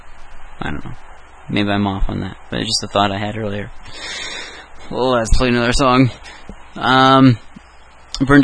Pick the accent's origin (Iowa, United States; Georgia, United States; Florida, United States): Iowa, United States; I'm Iowan